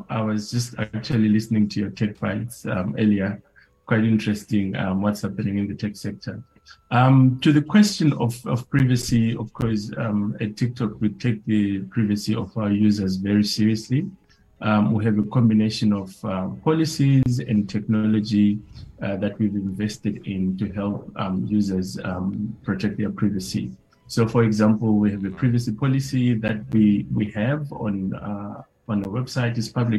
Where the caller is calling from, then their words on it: Johannesburg, Gauteng, South Africa; I'm joining from Johannesburg in South Africa. It's nice and sunny outside.